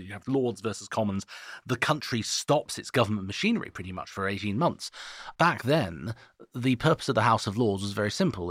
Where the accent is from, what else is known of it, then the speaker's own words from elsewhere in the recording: Switzerland; now in United Kingdom; I'm not British. I'm Swiss. I just live here.